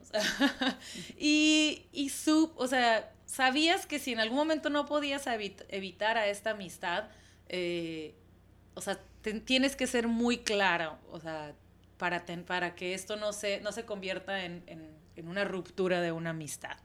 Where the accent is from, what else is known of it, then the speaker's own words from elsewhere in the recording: Mexico; de México